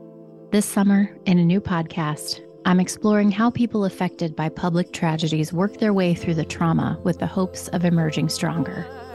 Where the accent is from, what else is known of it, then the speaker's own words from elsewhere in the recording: Montoursville, Pennsylvania, United States; I was 17 when my hometown of Montoursville, Pennsylvania, lost 21 people in a plane crash.